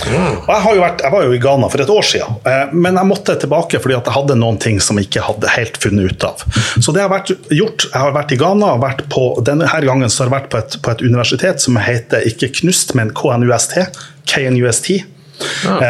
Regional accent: Norway; Jeg er jo norsk

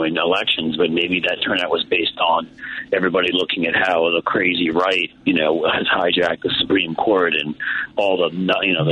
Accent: New York, United States; I grew up in New York

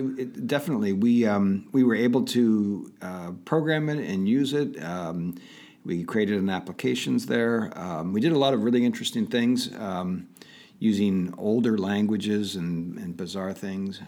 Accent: Pittsburgh, Pennsylvania, United States; also born or lived in Detroit, Michigan; I was born in Detroit, and, um, my parents moved to just outside of Pittsburgh, Pennsylvania when I was about five, and that's pretty much where I consider my, um, my, my home is in the Pittsburgh

